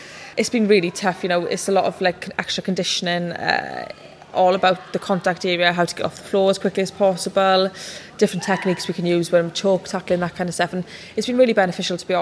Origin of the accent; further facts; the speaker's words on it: Welsh, Wales, United Kingdom; I'm Welsh